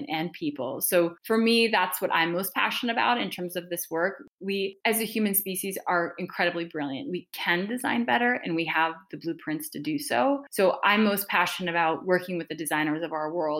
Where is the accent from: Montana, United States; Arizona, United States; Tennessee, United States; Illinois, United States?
Montana, United States; I'm a fifth generation Montanan. I grew up in Montana